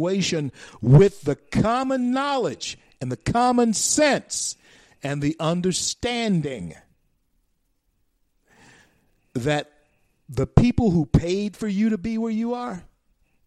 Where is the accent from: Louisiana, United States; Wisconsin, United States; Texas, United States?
Louisiana, United States; Shreveport; That's where I was born. I was born in Confederate Memorial Hospital, Shreveport, Louisiana.